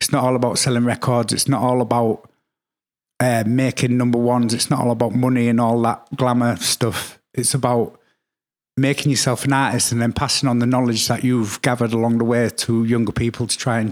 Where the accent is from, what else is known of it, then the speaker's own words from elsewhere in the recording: Hull, Yorkshire and the Humber, United Kingdom; Growing up in Hull until about the age of about 10